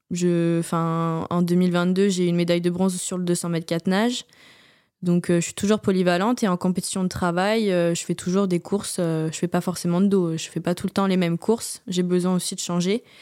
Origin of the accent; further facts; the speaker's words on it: Hauts-de-France, France; je viens de l'Oise, à côté de Compiègne.